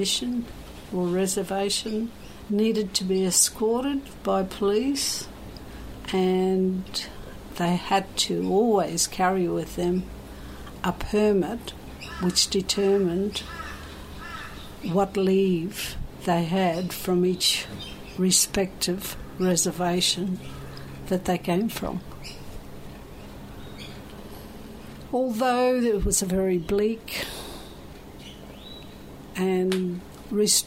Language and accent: English; Cherbourg, Queensland, Australia; I grew up on an Aboriginal community. It was a mission, a reserve